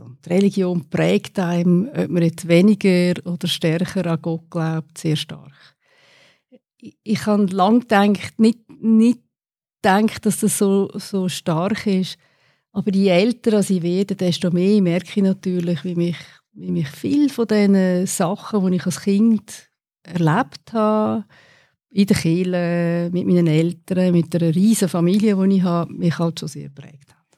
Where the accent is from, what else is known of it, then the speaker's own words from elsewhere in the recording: Windisch, Aargau, Switzerland; moved away as an adult; also born or lived in United States / Netherlands / Australia / Lausanne; Ich bin in Windisch aufgewachsen